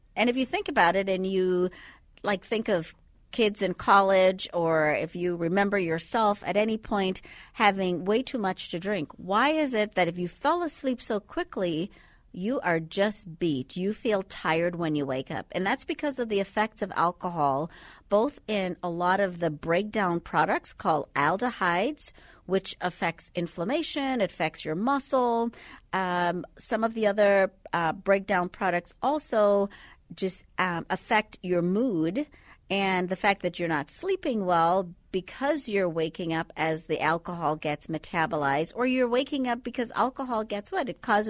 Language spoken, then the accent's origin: English; Andros, Bahamas